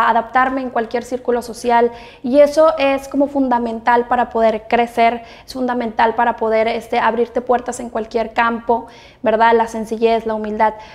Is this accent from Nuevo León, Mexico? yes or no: yes; Monterrey, Nuevo León, Mexico; pues yo soy orgullosamente de Regiomontana, estoy muy contenta de ser regia 100%. La verdad es que mi tono, mi acento, siempre me dicen que no es como la la típica regia